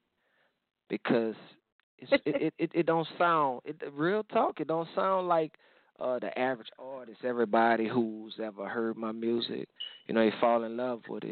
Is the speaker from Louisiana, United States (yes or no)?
yes; New Orleans, Louisiana, United States; I come from New Orleans